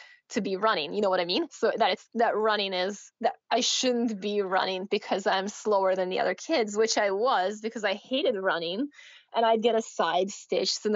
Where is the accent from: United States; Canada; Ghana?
Canada; also born or lived in Russia; now in Victoria, Canada; I moved to Canada from Russia, but I've been in Canada now for 20 years. I'm now 31 years old